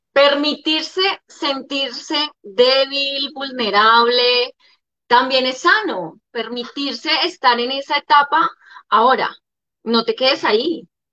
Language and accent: Spanish; Armenia, Quindío, Colombia; moved away as an adult; also born or lived in Líbano, Tolima / Bogotá / Medellín / Cartagena; yo nazco en el Líbano, Tolima, en el año 85. Soy la menor de tres mujeres. Eh, mi papá y mi mamá deciden salir del Líbano a buscar mejores proyectos de vida y llegamos a la ciudad de Armenia. Ahí estoy alrededor, pues termino todo mi bachillerato